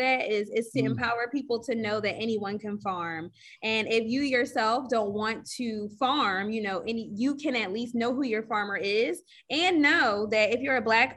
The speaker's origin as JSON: {"language": "English", "town": "Philadelphia", "region": "Pennsylvania", "country": "United States", "said": "me being a Philadelphian, I am from here. I'm also from Northwest Philadelphia, Germantown"}